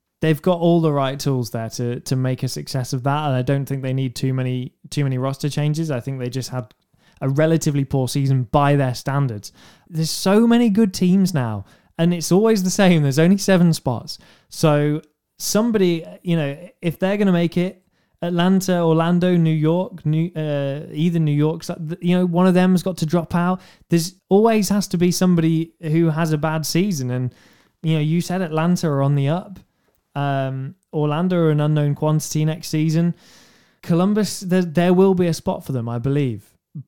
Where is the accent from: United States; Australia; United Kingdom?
United Kingdom; England; I'm English and I can barely understand